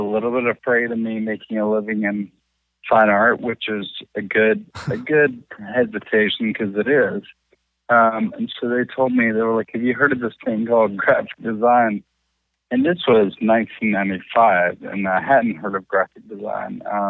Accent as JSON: {"language": "English", "town": "Hendersonville", "region": "Tennessee", "country": "United States", "tie": "born or raised there", "said": "Yeah, Hendersonville, Tennessee."}